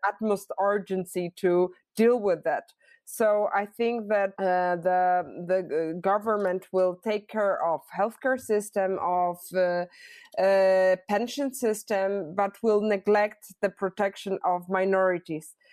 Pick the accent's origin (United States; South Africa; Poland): Poland; Poland is, is my homeland